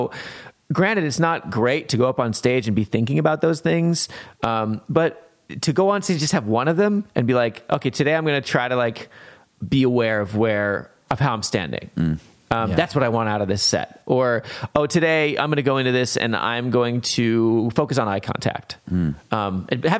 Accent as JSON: {"language": "English", "region": "Kansas", "country": "United States", "tie": "born or raised there", "said": "Born and raised in Kansas, man."}